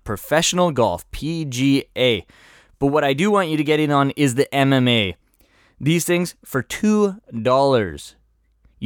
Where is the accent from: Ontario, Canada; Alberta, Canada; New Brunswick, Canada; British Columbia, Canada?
British Columbia, Canada; Vancouver; I am from Vancouver